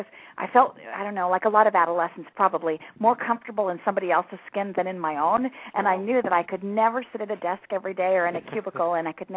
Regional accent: Scottsdale, Arizona, United States; moved away; also born or lived in Rapid City, South Dakota / Los Angeles; my freshman class was bigger than the town that I was born in. So when I was in elementary school, my family moved to Scottsdale, Arizona. There were some better job opportunities. And so I grew up in Scottsdale

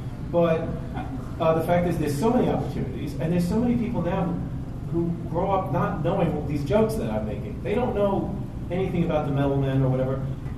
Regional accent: Staten Island, New York, United States; We're from Staten Island, but...

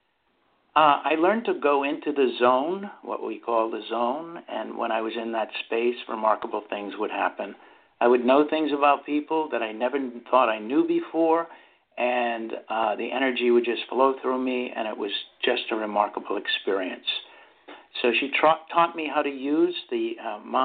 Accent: Massachusetts, United States; moved away as an adult; also born or lived in New York; I was from Massachusetts

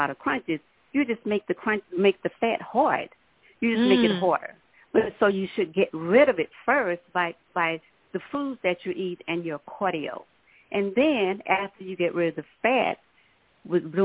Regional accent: Minden, Louisiana, United States; now in Dallas, United States; I'm originally from Minden, Louisiana, and I moved to Dallas in the 80s

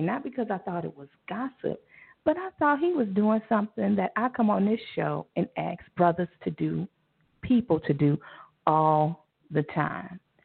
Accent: Chicago, Illinois, United States; Chi Town, my my home city. I live in the suburbs now, thanks to my mom. But I am from Chicago

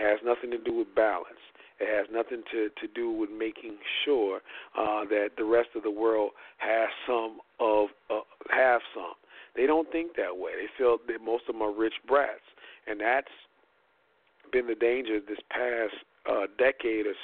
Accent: Indiana, United States; my hometown of Indiana

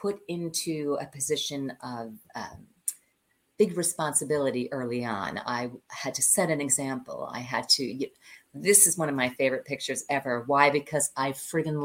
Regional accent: Long Island, New York, United States; also born or lived in Chicago, Illinois; I was born in Chicago, and then my dad was transferred to New York. So we left Chicago and moved to New York. I grew up in Long Island

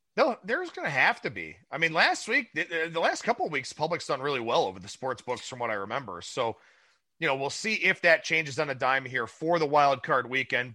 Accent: Cleveland, Ohio, United States; my hometown team

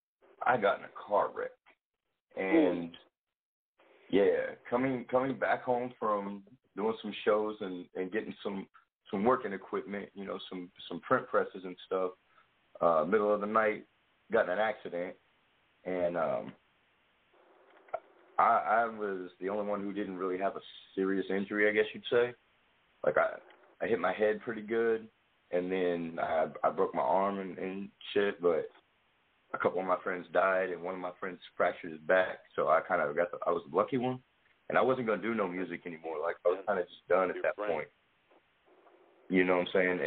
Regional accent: Clarksville, Tennessee, United States; moved away; also born or lived in St. Louis; I'm from Clarksville, Tennessee.

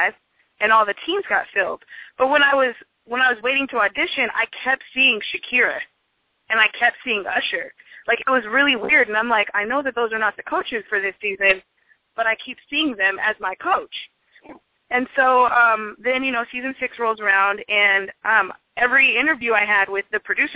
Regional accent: Seattle, Washington, United States; also born or lived in Tacoma; I'm from Seattle

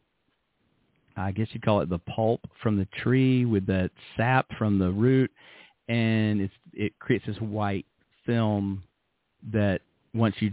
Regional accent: Birmingham, Alabama, United States; moved away as an adult; also born or lived in Manhattan, New York / Los Angeles, California / West Palm Beach, Florida; now in Yamaguchi, Japan; I grew up in Birmingham, Alabama, but I later lived in Manhattan and in Los Angeles and West Palm Beach, Florida

